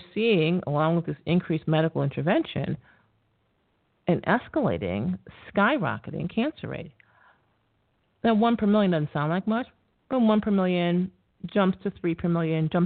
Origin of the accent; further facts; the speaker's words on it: New York, United States; I'm from New York